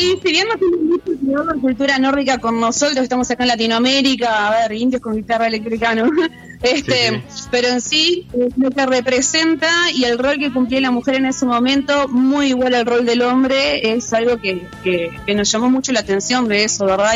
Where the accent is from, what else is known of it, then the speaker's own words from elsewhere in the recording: Montevideo, Uruguay; Somos de Montevideo